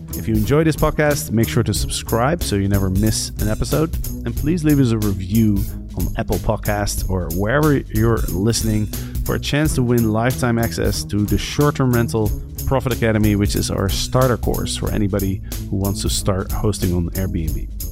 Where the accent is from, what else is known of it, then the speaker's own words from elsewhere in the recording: Netherlands; now in Panama; my home country in the Netherlands